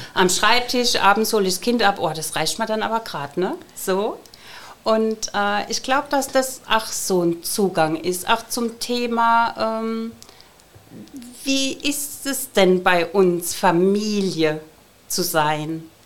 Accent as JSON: {"language": "German", "town": "Ludwigshafen", "region": "Rhineland-Palatinate", "country": "Germany", "tie": "born or raised there", "said": "ich bin hier geboren in Ludwigshafen"}